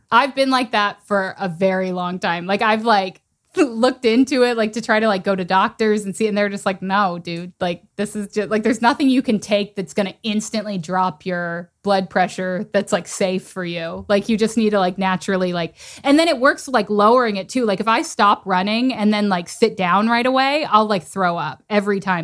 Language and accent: English; South Texas, United States; I'm from South Texas